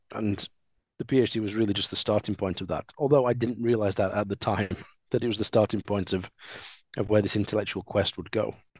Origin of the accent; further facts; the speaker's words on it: Sheffield, Yorkshire and the Humber, United Kingdom; So I am a Sheffielder. I was born in Sheffield. I've always lived in Sheffield